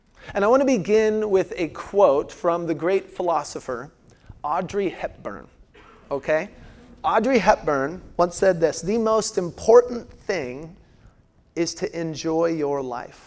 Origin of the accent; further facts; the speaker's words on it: Washington, United States; moved away; also born or lived in Phoenix; I grew up in Washington State, where it's like two weathers